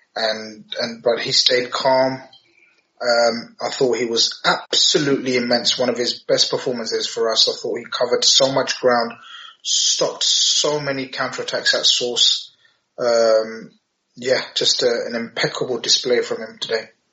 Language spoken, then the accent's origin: English; London, United Kingdom; I'm from London